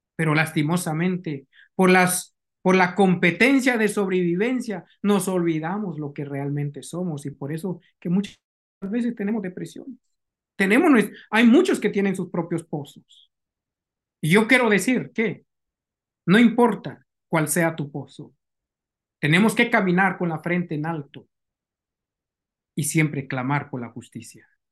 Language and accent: Spanish; Guatemala; moved away; utilizó a mi gente como esclavos